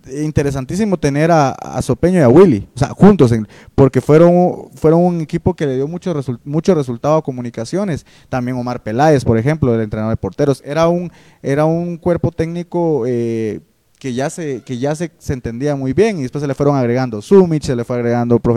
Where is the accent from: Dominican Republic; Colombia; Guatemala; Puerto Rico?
Guatemala; creo que lo olvidamos como típico Chapín y creo que es bueno volverlo a tocar para refrescar la memoria